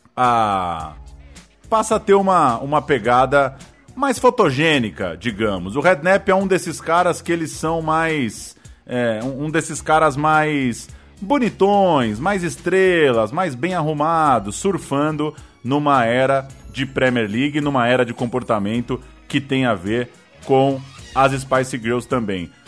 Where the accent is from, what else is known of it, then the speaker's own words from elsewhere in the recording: Brazil; lá na Rua Israel Pinheiro 88, onde eu cresci